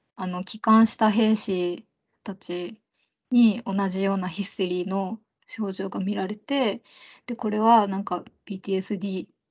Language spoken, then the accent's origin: Japanese; Okinawa, Japan; 沖縄出身なので